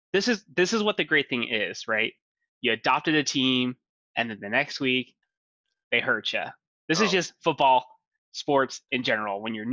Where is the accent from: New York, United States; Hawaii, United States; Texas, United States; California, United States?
Texas, United States; Houston; I was born in Houston, I have family in Houston